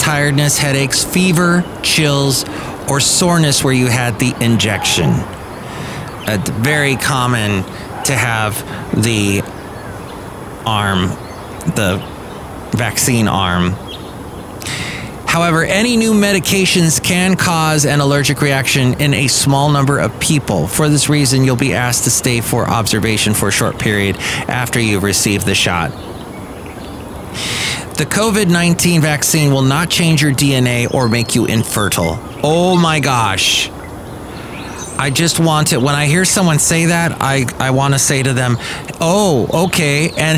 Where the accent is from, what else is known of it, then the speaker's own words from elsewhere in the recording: Southern California, United States; now in Bay Area, United States; I grew up in Southern California and we call our freeways the 405, the 5.